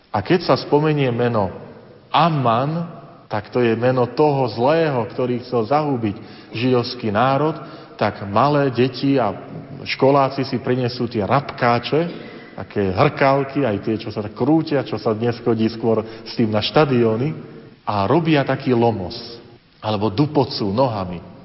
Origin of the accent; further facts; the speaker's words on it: Slovakia; Hrdosť na to, nielen, že som Slovák, ale hrdosť na to, že som veriaci človek.